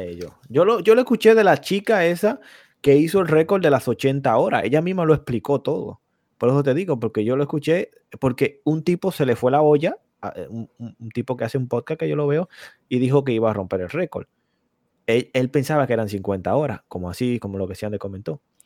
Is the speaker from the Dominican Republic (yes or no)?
yes; Dominican Republic; moved away